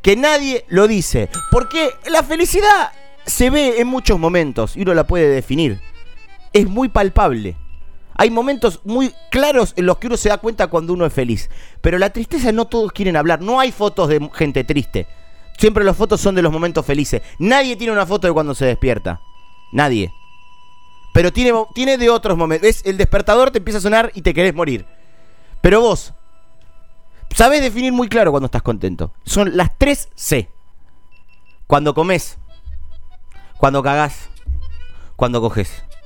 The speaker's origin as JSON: {"language": "Spanish", "country": "Argentina", "said": "como argentino, que como latinoamericano"}